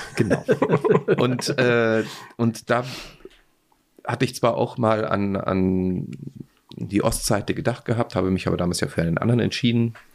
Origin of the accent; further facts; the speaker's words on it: Austria; ich als Österreicher